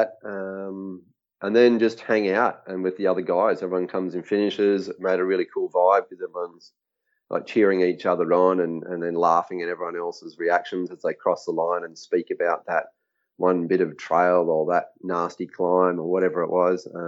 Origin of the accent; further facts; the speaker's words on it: Australia; moved away as an adult; also born or lived in Kenya; where I grew up in Australia